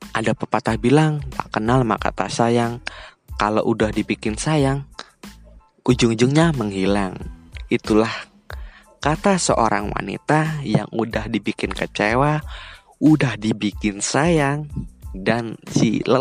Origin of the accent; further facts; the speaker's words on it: Purworejo, Central Java, Indonesia; Saya sekarang bekerja di kota Tangerang. Saya berasal dari kota Purworejo. Kota ini di di antara kota Kebumen, kota Magelang, dan daerah istimewa Yogyakarta.